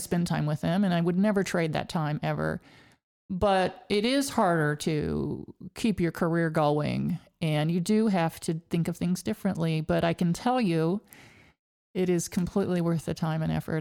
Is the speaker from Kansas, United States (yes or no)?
yes; Hays, Kansas, United States; when I was growing up in Hays, Kansas, way out west, western part of the state